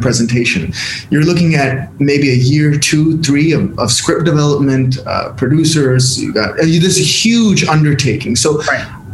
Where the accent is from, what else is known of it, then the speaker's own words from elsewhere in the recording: San Diego, California, United States; accent: American; moved away as an adult; now in India; my upbringing in San Diego, California.